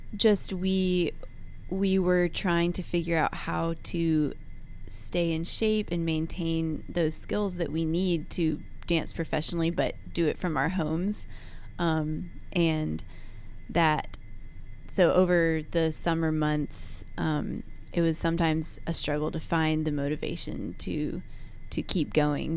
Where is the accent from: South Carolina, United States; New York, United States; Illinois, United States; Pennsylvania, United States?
South Carolina, United States; Columbia; moved away as an adult; now in Atlanta, United States; I grew up in Columbia, South Carolina.